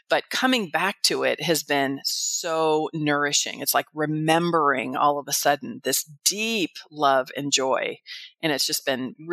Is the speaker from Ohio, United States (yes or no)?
no; California, United States; moved away as an adult; now in Arizona, United States; before I moved to Arizona about 18 years ago, I was from the San Francisco Bay Area.